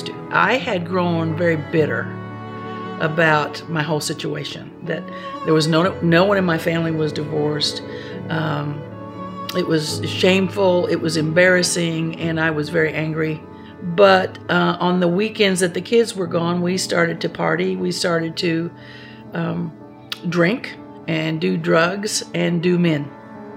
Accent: Spencer, Indiana, United States; I was born and raised in Spencer, Indiana, a small farming community where everybody knew everybody

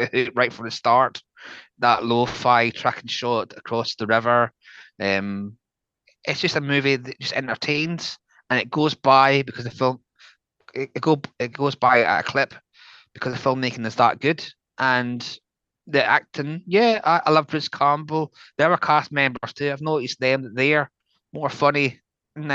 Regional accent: Scotland, United Kingdom; born or raised there

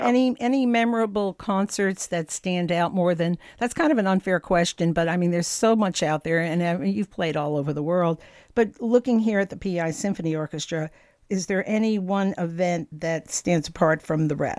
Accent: Lodi, New Jersey, United States; now in Prince Edward Island, Canada; I went to school in Lodi.

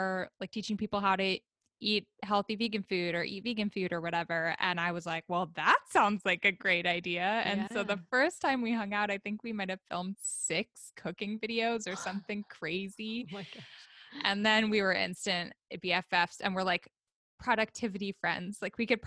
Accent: Oakland, California, United States; moved away as an adult; now in Sacramento, United States; I'm from Oakland, California

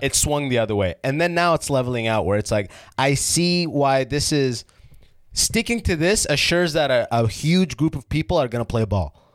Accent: London, Ontario, Canada; also born or lived in Sudan / Oman; I was raised in London, Ontario

